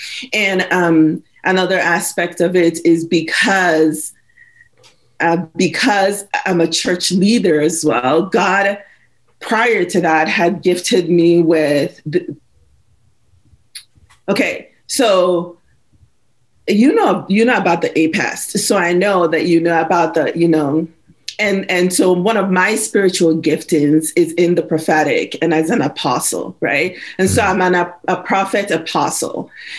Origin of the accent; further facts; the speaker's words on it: Nigeria; moved away; also born or lived in Belize; Because my dad is a missionary pastor. We moved from Nigeria to Belize on mission. And so I'm a pastor's kid.